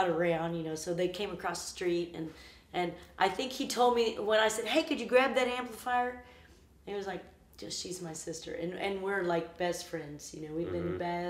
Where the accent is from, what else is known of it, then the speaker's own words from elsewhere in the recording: Arkansas, United States; moved away; I was 11, and I was in the Arkansas. I was from Arkansas